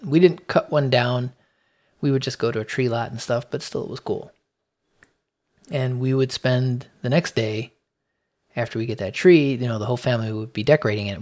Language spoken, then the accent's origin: English; Chicago, Illinois, United States; I was born in Chicago, in the city, uh, in the Logan Square neighborhood